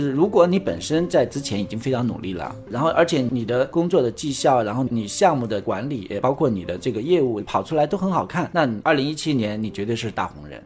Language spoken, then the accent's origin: Chinese; China; 我们中国人